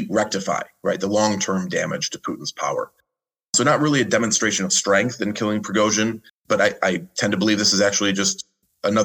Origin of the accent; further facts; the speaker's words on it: Cleveland, Ohio, United States; I'm American, raised, born and raised in Cleveland, as is my mother